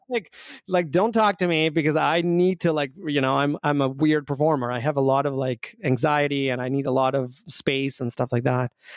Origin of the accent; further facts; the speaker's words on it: Albania; moved away; I grew up back home in Albania